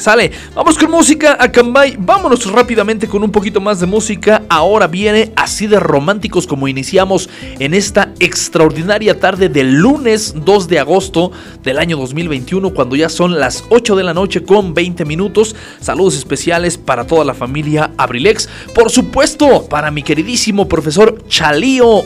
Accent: Acambay, State of Mexico, Mexico; nuestro bello municipio de Acambay

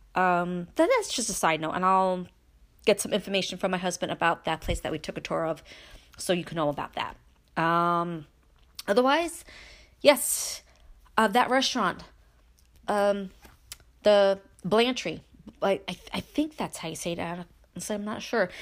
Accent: Brooklyn, New York, United States; moved away as an adult; now in Upstate New York, United States; I grew up in Brooklyn. Yes, I moved after I married my husband and we came upstate

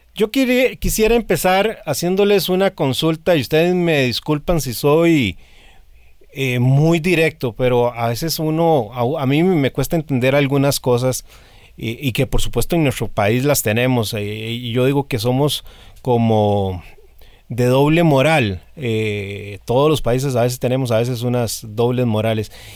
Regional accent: Costa Rica; me incluyo como costarricense

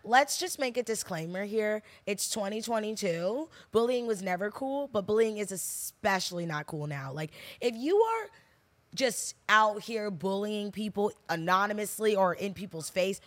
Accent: New Jersey, United States; I'm from New Jersey

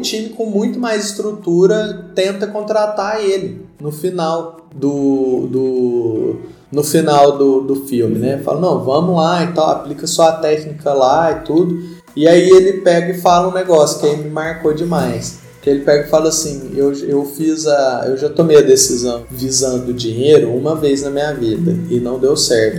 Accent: Brazil; a gente, enquanto brasileiros

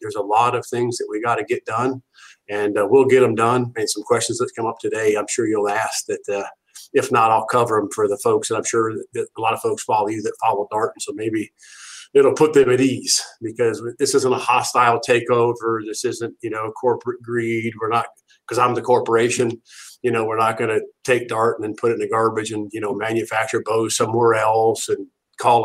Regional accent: Ohio, United States; I'm from Ohio

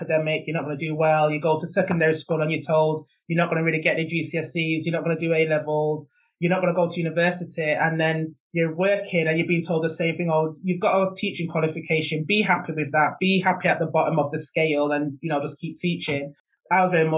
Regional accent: Manchester, North West England, United Kingdom; now in Lewes, United Kingdom; I grew up in Moss Side, and at the time, Moss Side was very notorious

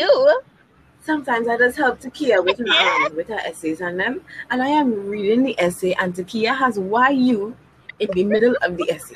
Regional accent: Trinidad & Tobago

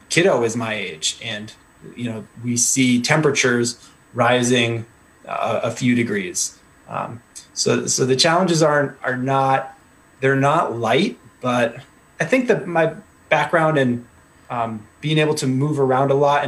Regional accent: Connecticut, United States; moved away as an adult; also born or lived in Guatemala / Alaska / Washington, D.C. / Washington State; now in New Hampshire, United States; I grew up in Connecticut. So I do have the New England roots

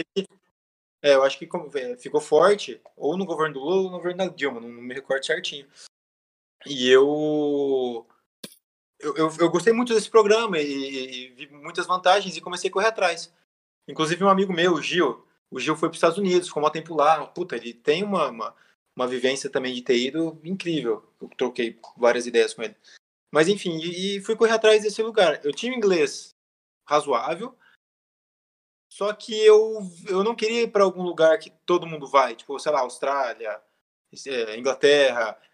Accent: Novo Horizonte, São Paulo, Brazil; moved away as an adult; also born or lived in São Bernardo do Campo / United States; now in Barueri, Brazil; eu sou de Novo Horizonte, né? Interior de São Paulo. E sou engenheiro mecânico. Fiquei muito tempo em Novo Horizonte, meus 18, 20 anos

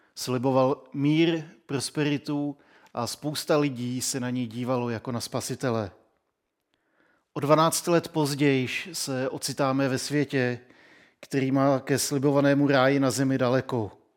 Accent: Czechia

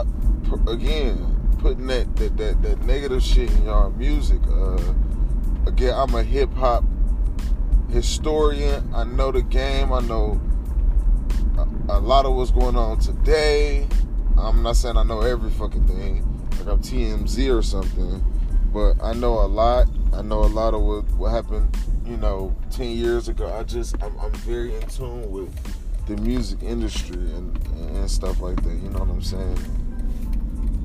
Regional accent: Detroit, Michigan, United States; I'm from Detroit, Michigan

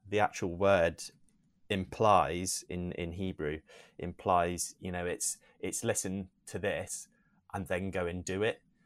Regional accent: Newton Abbot, South West England, United Kingdom; also born or lived in South Africa; I was born there, um, but I grew up here in England since the age of three. Have always been in Devon, um, in Newton Abbot.

